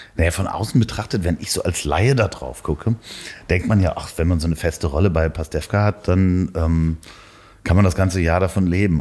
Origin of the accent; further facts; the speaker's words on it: Northern Germany, Germany; accent: North German; ich habe den norddeutschen Akzent